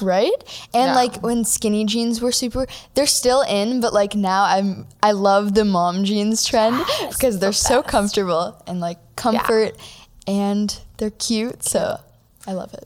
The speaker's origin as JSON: {"language": "English", "town": "Toronto", "region": "Ontario", "country": "Canada", "said": "I'm from Toronto, Canada."}